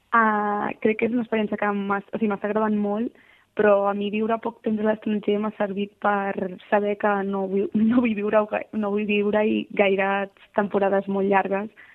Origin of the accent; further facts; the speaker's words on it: Barcelona, Catalonia, Spain; moved away as an adult; now in Milan, Italy; nosaltres venim de Barcelona